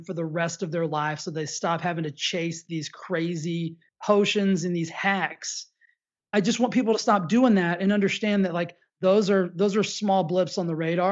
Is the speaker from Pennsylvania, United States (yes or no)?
no; Texas, United States; I grew up in the South. I grew up in Texas.